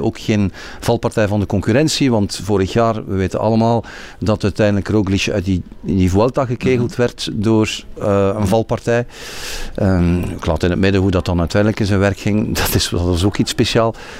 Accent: Belgium

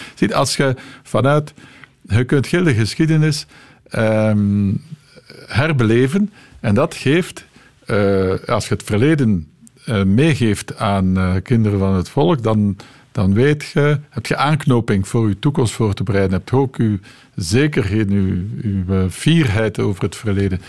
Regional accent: East Flanders, Belgium; moved away; Ik ben van Oost-Vlaanderen afkomstig en uiteindelijk teruggekeerd naar Oost-Vlaanderen

